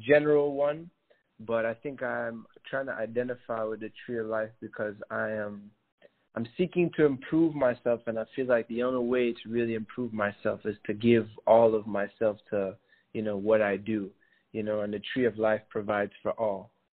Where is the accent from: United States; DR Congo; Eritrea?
Eritrea; also born or lived in Burundi / Senegal; I'm from Eritrea and Burundi, originally born in Senegal.